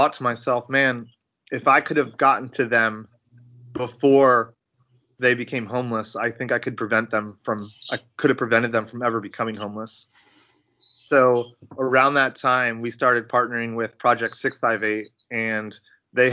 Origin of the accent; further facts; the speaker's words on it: Connecticut, United States; moved away as an adult; now in Charlotte, United States; I'm originally from Connecticut